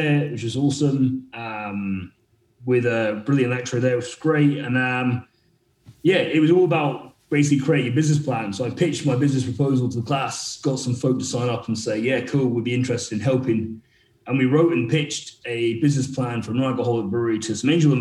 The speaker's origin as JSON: {"language": "English", "region": "Northeast Scotland", "country": "United Kingdom", "tie": "born or raised there", "also_born_or_lived": "Sheffield", "said": "I grew up in Northeast Scotland"}